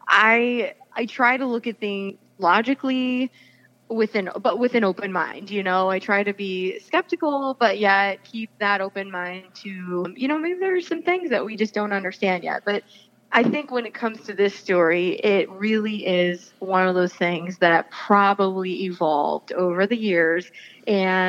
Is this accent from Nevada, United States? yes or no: no; Chardon, Ohio, United States; I grew up in Chardon, and so was really largely unfamiliar with the Akron area until more recent times